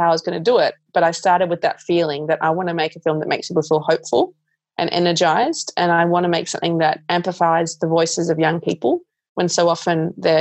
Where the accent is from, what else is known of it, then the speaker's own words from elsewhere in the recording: Melbourne, Victoria, Australia; when I was 11, growing up in Melbourne